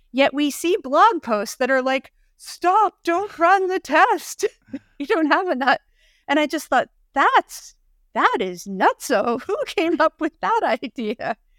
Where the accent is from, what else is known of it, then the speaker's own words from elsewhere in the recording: Philadelphia, Pennsylvania, United States; As a Philadelphian